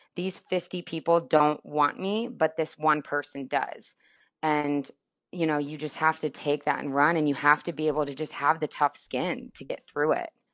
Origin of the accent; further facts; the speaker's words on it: Tampa, Florida, United States; moved away as an adult; also born or lived in Amarillo, Texas / Atlanta; growing up in Florida and in Tampa